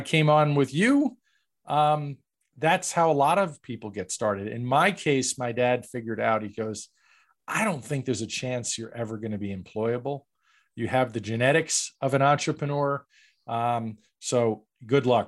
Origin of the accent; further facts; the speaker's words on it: New York, United States; I grew up in New York